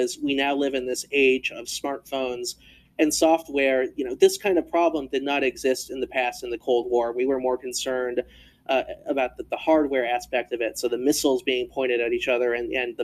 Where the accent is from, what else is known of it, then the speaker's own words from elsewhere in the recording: United States; we as Americans